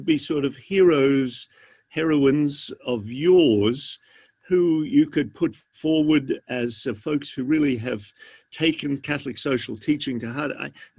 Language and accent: English; Australia; accent: Australian; I wasn't going to mention it in case my accent has faded.